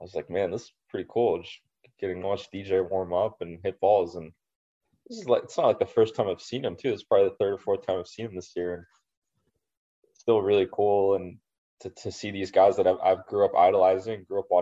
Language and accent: English; Los Angeles, California, United States; Riv is my hometown event